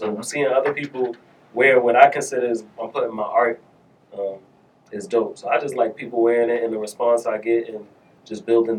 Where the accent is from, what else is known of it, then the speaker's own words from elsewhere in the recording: Boston, Massachusetts, United States; also born or lived in Columbus, Ohio / North Carolina; I grew up in Roxbury